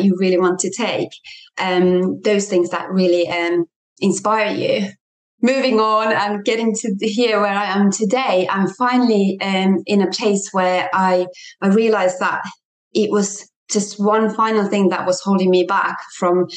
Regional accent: Finland; moved away as an adult; also born or lived in England; came back to Finland, my home country

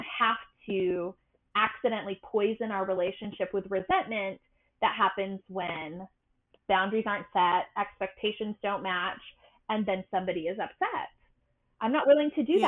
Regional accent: Utah, United States; also born or lived in Massachusetts; I am from Utah, and Utah has a very prominent, dominant religious culture, the, the Mormons. I'm not Mormon, but I did grow up here

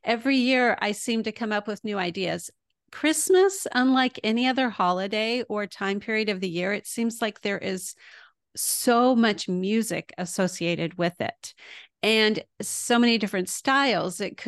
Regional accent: El Paso, Texas, United States; moved away as an adult; also born or lived in Houston, Texas / Midland, Texas / Waco, Texas; now in Illinois, United States; I was born in Houston, but mostly grew up in El Paso. But I've also lived in Midland and Waco.

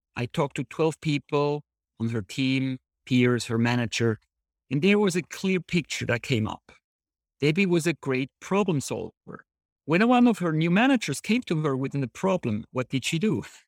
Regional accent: Switzerland; moved away as an adult; also born or lived in San Diego; I grew up in Switzerland

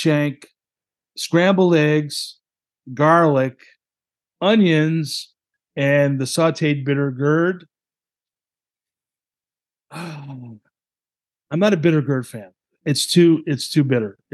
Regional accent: New England, United States; I grew up in New England.

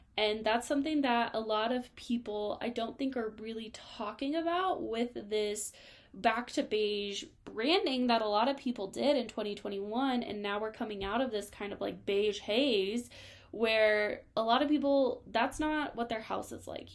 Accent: Colorado, United States; I'm from Colorado

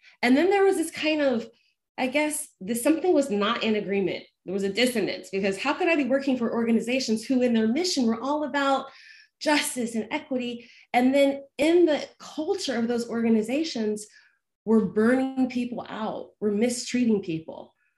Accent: North Carolina, United States; also born or lived in Georgia; the accent's long gone, I always joke, but I grew up in the Southeast. So I grew up in North Carolina and Georgia

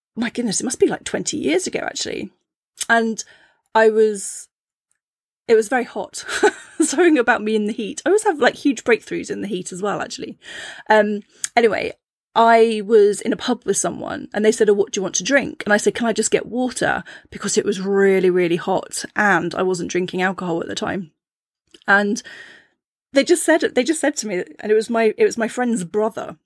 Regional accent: Cornwall, South West England, United Kingdom; I grew up in Cornwall, and I lived in a seaside town

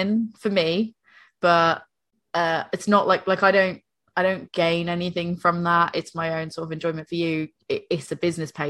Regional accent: Northeastern United States, United States; moved away; I speak as an American, I speak as like a Northeastern American

